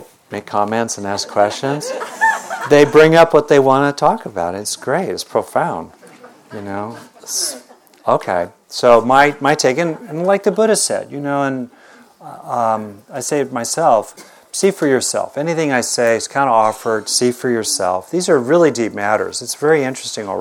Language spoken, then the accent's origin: English; Southern California, United States; I grew up in Southern California